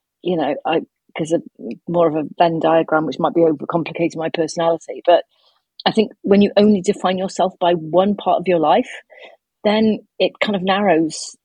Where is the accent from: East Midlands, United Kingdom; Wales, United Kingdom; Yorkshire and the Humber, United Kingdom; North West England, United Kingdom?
Wales, United Kingdom; Cardiff; I'm from Cardiff, which is the capital city